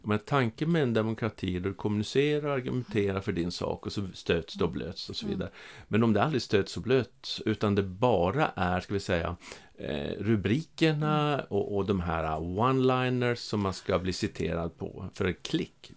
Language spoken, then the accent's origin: Swedish; Norrland, Sweden; accent: Norrland dialect; moved away as an adult; also born or lived in Stockholm; now in Skåne, Sweden; jag är ju norrlänning som, ja. som ni hör på dialekten, från, även om jag har bott i Skåne i över 30 år.